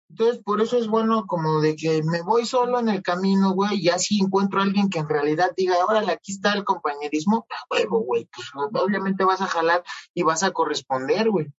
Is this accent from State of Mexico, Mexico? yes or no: yes; Coacalco, State of Mexico, Mexico; soy un pobre de Cuacalco